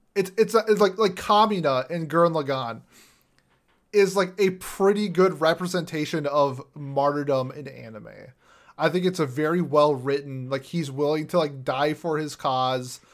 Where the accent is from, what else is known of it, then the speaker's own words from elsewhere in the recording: Minnesota, United States; I'm from Minnesota